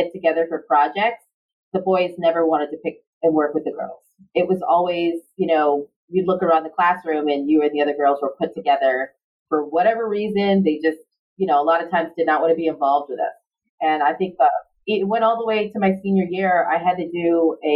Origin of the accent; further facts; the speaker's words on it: New York City, New York, United States; moved away as an adult; now in Long Beach, United States; I grew up in Far Rockaway, Queens in New York City.